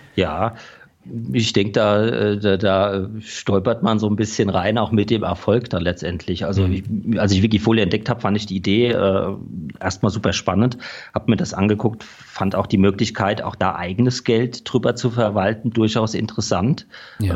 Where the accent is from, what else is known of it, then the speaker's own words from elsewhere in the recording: Rhenish Hesse, Rhineland-Palatinate, Germany; also born or lived in Düsseldorf; Ich komme aus Rheinhessen, man hört es vielleicht auch noch etwas an meinem Akzent